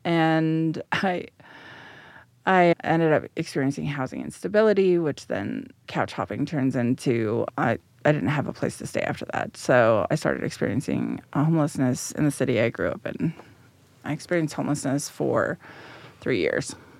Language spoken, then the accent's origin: English; Denver, Colorado, United States; also born or lived in San Jose, California; So, I grew up here in central Denver. I was transplanted from San Jose, California.